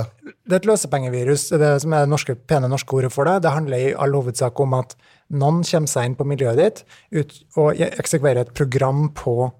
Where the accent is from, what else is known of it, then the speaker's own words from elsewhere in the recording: Trondheim, Trøndelag, Norway; moved away as an adult; now in Oslo, Norway; fra Trondheim, det er riktig. Uh, så ja, nei, bra. jeg er veldig fornøyd med å være trondheimsgutt.